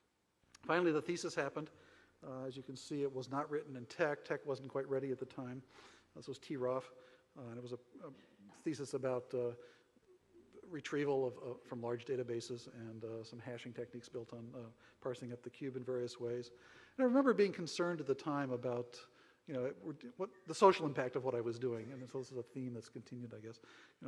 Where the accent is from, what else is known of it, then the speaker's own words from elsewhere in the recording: Schenectady, New York, United States; moved away as an adult; also born or lived in California; being an East Coast boy. I grew up in Schenectady, New York, and coming out to California